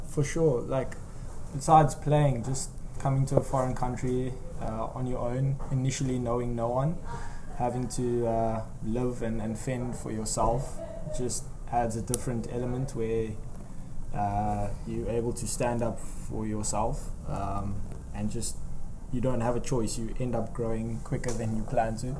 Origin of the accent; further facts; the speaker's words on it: South Africa; moved away as an adult; now in Netherlands; as a South African